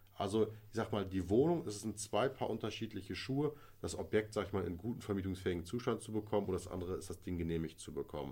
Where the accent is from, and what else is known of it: Kleve, North Rhine-Westphalia, Germany; born or raised there